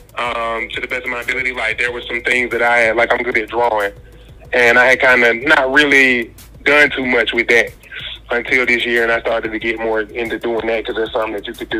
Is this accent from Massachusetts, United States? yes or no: no; Greensboro, North Carolina, United States; also born or lived in Durham, North Carolina; I'm from Greensboro, North Carolina